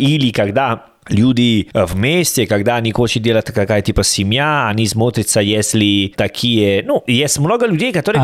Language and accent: Russian; Salerno, Campania, Italy; Russian is a second language; moved away; я из Салерно